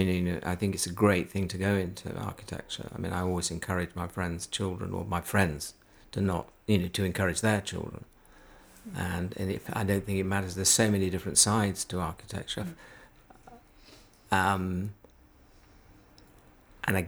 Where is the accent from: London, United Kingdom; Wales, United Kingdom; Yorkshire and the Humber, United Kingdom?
Yorkshire and the Humber, United Kingdom; Halifax; growing up in Halifax